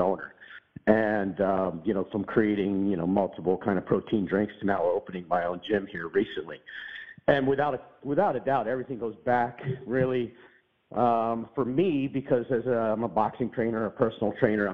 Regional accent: Pittsburgh, Pennsylvania, United States; moved away as an adult; also born or lived in Monterey, California; I grew up in Pittsburgh, Pennsylvania

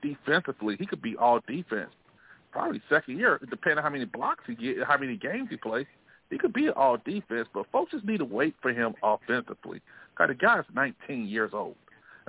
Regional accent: Montgomery, Alabama, United States; born or raised there

